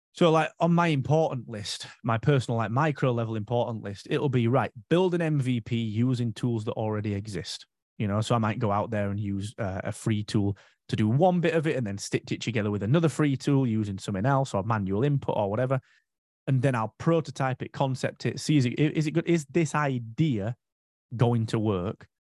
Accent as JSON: {"language": "English", "country": "United Kingdom", "said": "for five years, I was the only Brit there"}